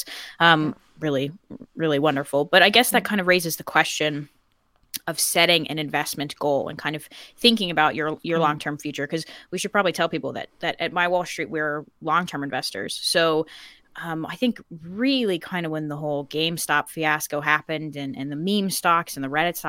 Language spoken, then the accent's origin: English; United States; And also I grew up in America, where I think investing is just kind of more on people's brains.